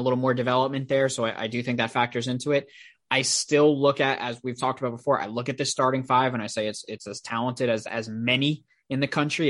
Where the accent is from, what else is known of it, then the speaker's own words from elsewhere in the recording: Long Island, New York, United States; I Am From Long Island, New York